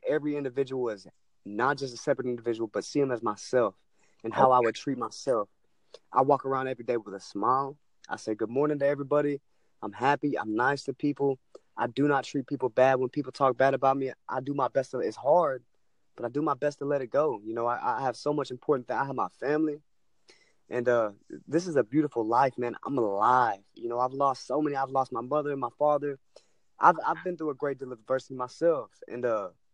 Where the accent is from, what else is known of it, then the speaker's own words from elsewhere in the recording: East Texas, United States; I'm from Texas, East Texas.